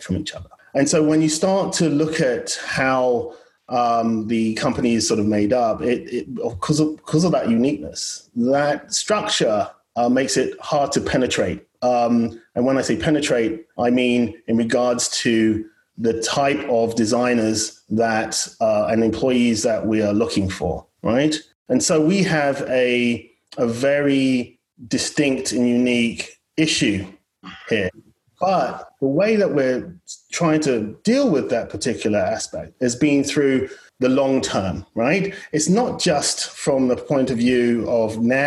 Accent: United Kingdom; now in United States; I'm British as well and born and bred

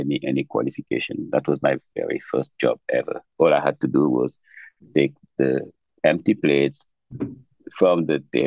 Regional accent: Dakar, Senegal; moved away as an adult; also born or lived in New York, United States; now in Bay Area, United States; I was growing up in Dakar.

